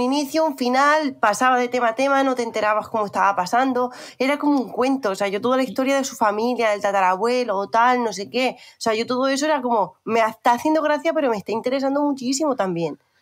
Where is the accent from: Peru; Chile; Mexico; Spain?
Spain; also born or lived in Murcia / Catalonia; yo que soy murciana y catalana